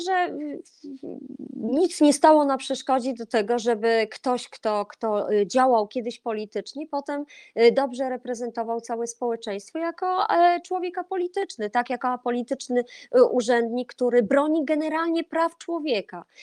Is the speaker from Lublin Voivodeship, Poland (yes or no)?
no; Olsztyn, Warmian-Masurian Voivodeship, Poland; jestem z Warmii Mazur, jestem z Olsztyna